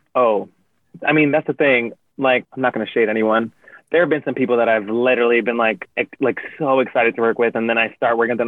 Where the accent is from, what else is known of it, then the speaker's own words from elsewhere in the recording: Yonkers, New York, United States; I'm from Yonkers.